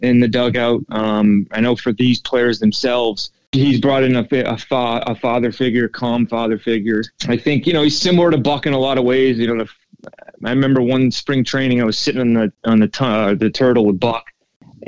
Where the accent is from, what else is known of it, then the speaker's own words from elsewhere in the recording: New England, United States; growing up in New England